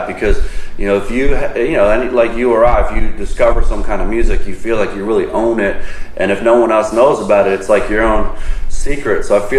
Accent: Avalon, New Jersey, United States; I met Jack through a surfing buddy that I grew up with in Avalon, New Jersey

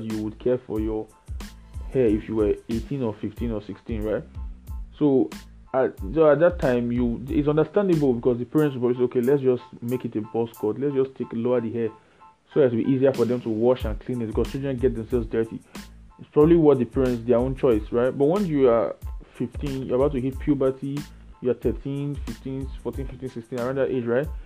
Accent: Nigeria; I'm Nigerian. I can only speak about Nigerian things. So I don't know. I didn't grow up in any other society but Nigeria, and I know Nigeria very well

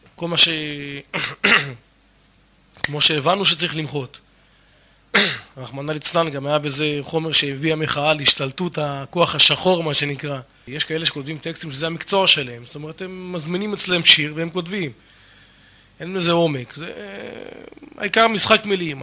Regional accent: the Krayot area, Haifa District, Israel; moved away as an adult; also born or lived in Miami, United States; גדלנו באזור הקריות ולאחר מכן בקיבוץ, קיבוץ של השומר הצעיר.

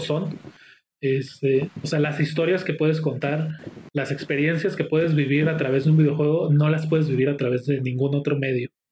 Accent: Mexico; Yo como mexicano

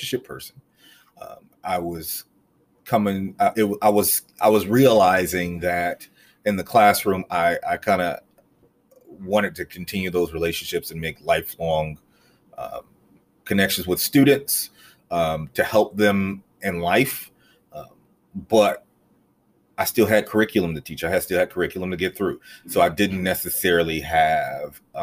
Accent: Greensboro, North Carolina, United States; I am from Greensboro, believe it or not. There's a lot of people who I meet in Greensboro who are not from Greensboro. But I am from Greensboro. I am a graduate of Dudley High School.

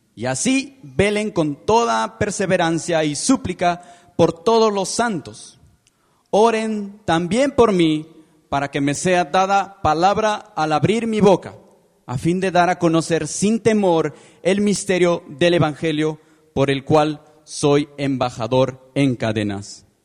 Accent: Peru; moved away as an adult; now in Guatemala City, Guatemala; soy peruano de nacimiento

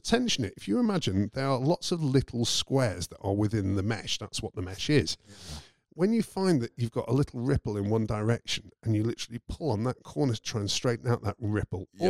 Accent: United Kingdom; moved away; I'm British

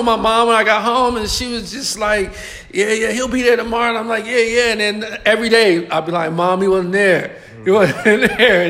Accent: New Orleans, Louisiana, United States; moved away as an adult; now in Los Angeles, United States; I'm from New Orleans, but I used to come back and forth. So I would go to school out here

